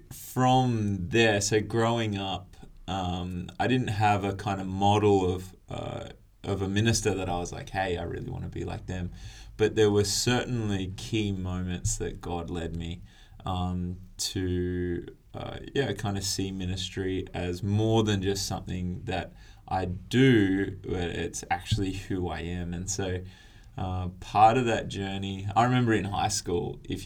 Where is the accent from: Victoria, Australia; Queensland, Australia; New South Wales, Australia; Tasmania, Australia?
New South Wales, Australia; Tweed Coast; moved away as an adult; also born or lived in Newcastle, Australia; now in Adelaide, Australia; I was based up on the Tweed Coast, which is like the southern end of the Gold Coast, for those that don't know the area too well. And yeah, grew up around there